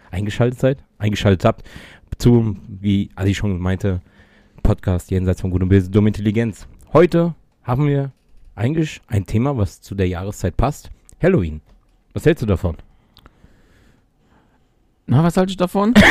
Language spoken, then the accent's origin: German; Mainz, Rhineland-Palatinate, Germany; War ich mit meinen Eltern und meinem Bruder, na klar, als Mainzer, äh, Fasnachtsumzug gucken.